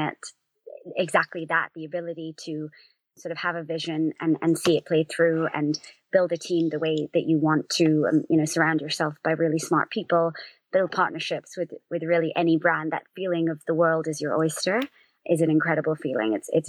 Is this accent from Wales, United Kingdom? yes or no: no; London, United Kingdom; also born or lived in United States; So I actually grew up in London and was born and raised here, but spent some time in the States.